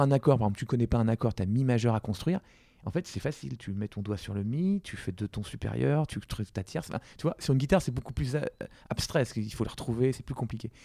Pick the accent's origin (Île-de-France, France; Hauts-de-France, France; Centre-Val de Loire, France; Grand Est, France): Île-de-France, France; Versailles; also born or lived in Compiègne; j'ai pu rentrer en SP plus proche de chez moi à Versailles